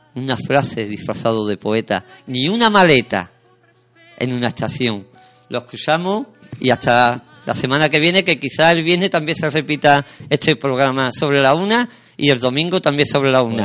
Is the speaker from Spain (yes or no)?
yes; Sanlúcar de Barrameda, Andalusia, Spain; San Lucas, mi tierra, la tierra de mis mayores, la tierra donde yo nací